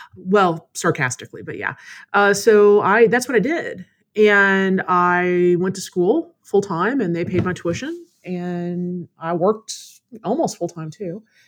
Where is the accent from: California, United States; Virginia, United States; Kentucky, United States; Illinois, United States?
Kentucky, United States; Louisville; moved away as an adult; also born or lived in South Carolina / Florida; now in Austin, United States; Louisville, Kentucky.